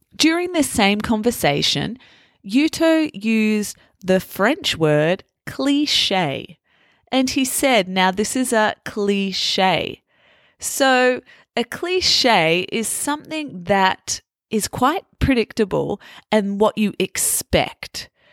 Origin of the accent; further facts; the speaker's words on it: Australia; moved away as an adult; also born or lived in Italy / France; growing up as an Australian and now having lived in Italy and in France